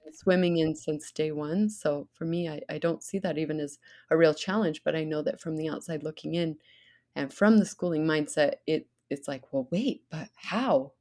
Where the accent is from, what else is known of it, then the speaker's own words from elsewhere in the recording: Idaho, United States; growing up in Idaho